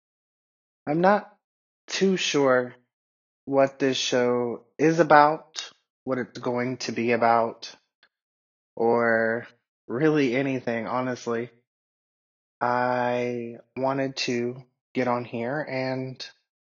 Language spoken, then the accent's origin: English; Atlanta, Georgia, United States; first language English; now in Asheville, United States; I grew up in Atlanta